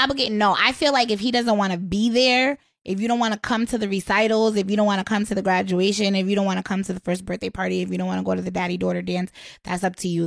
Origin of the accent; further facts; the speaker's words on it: Waterbury, Connecticut, United States; now in Washington, D.C., United States; I'm from Waterbury, but I currently live in D C